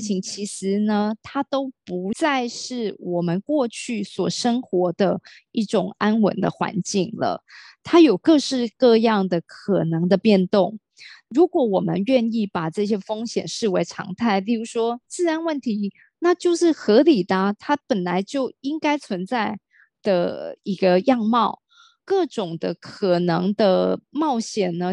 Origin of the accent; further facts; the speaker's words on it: Taiwan; 我的父亲是从大陆移民到台湾，我是最早，而且也是刚好家里面的第一个老大，然后再，在嗯。台湾呢出生长大